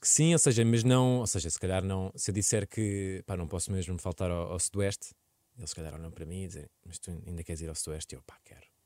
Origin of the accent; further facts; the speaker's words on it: Lisbon, Portugal; Eu cresci em Lisboa